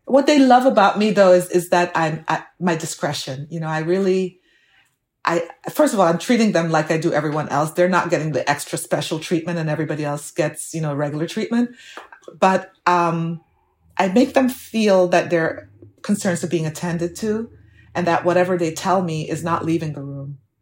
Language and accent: English; Jamaica; moved away as an adult; now in United States; my growing up in Jamaica